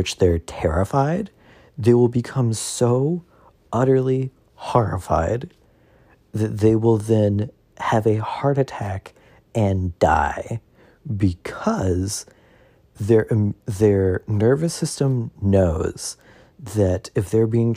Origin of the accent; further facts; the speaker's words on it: the South, United States; I'm from the South.